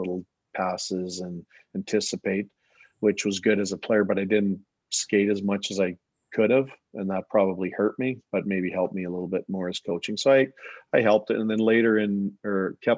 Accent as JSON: {"language": "English", "town": "Swift Current", "region": "Saskatchewan", "country": "Canada", "also_born_or_lived": "Kamloops / Kelowna / Augsburg, Germany / Melfort", "moved": "as an adult", "said": "I was from Swift Current"}